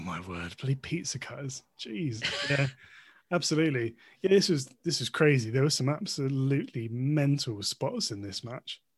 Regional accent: United Kingdom; as a British wrestling fan, and perhaps as a British person overall.

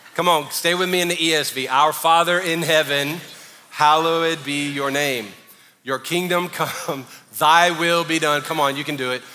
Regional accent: the South, United States; I grew up in the South

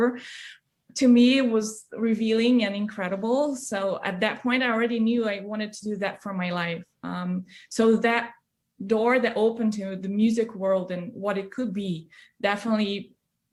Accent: São Paulo, Brazil; moved away; in my hometown in Brazil

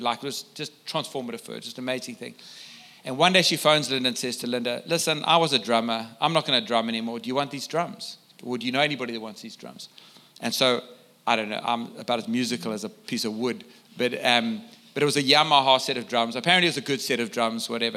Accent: South Africa; I come from South Africa

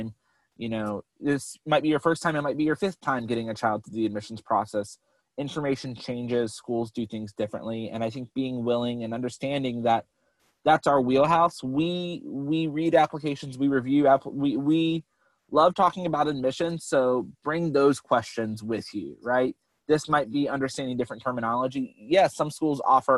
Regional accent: North Carolina, United States; I'm from North Carolina

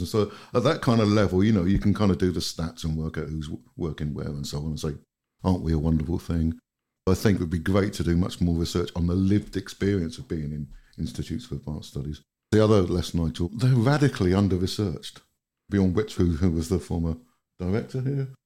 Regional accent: United Kingdom; moved away as an adult; now in Finland; Being British and kind of coming from a country that's just gone through what I personally think is an absolute disaster with Brexit

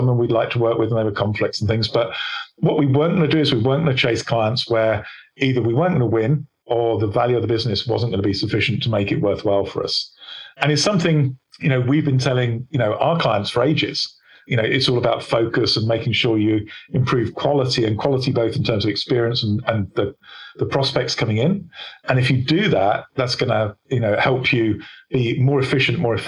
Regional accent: England, United Kingdom; I'm English

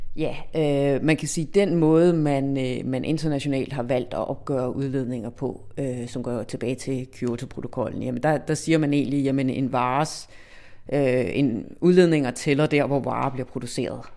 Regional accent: Denmark

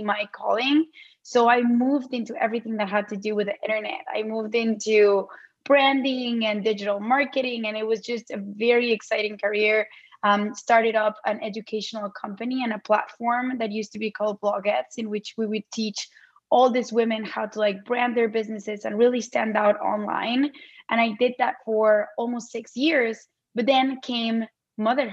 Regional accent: Mexico City, Mexico; moved away as an adult; also born or lived in Arizona; now in United States; I am originally from Mexico City. I moved to the States in 2009 to do my MBA.

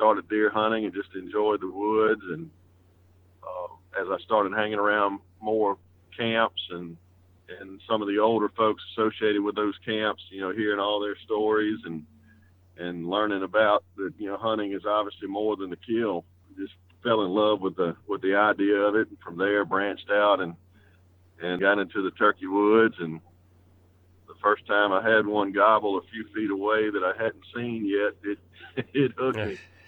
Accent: South Mississippi, United States; I grew up in South Mississippi

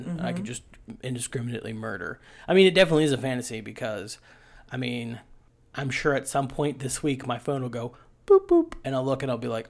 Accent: West Virginia, United States

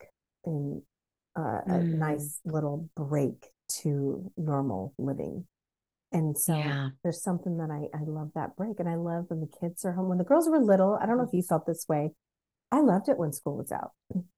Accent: Pacific Northwest, United States; growing up in the Pacific Northwest

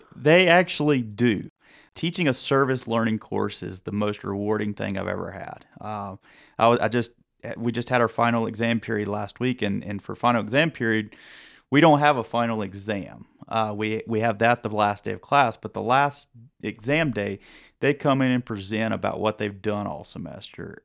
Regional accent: North Carolina, United States; growing up in North Carolina

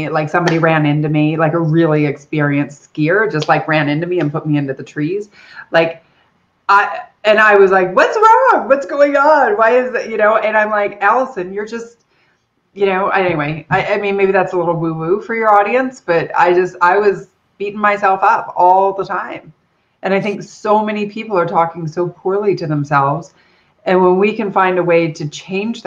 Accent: Erie Beach, Ontario, Canada; I'm Canadian, so I grew up in a little village called Erie Beach, down by, so if you imagine Detroit and Toronto, I'm a little closer to Detroit than Toronto

